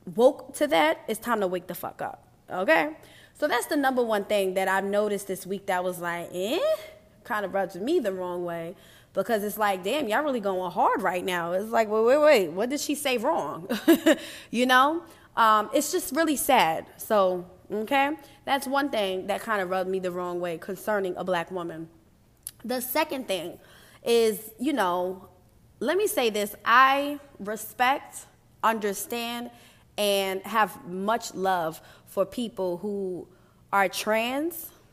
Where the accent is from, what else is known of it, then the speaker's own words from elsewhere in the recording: New York, United States; I'm from New York